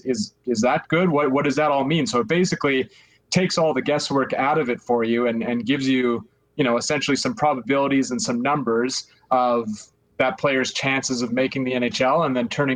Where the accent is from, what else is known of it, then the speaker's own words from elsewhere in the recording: Calgary, Alberta, Canada; I'm from Canada. I'm from Calgary. So, I mean, it's kind of, you know, you're born into it, basically. Kind of grew up a hockey fan